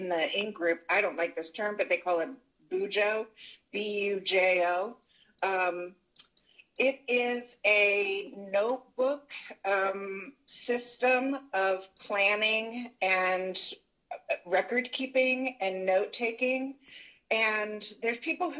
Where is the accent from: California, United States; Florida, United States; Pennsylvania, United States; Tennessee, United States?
Pennsylvania, United States; Philadelphia; moved away as an adult; also born or lived in East Central Illinois; now in Illinois, United States; I grew up in the Philadelphia area and kind of made my way Midwest through a series of education and jobs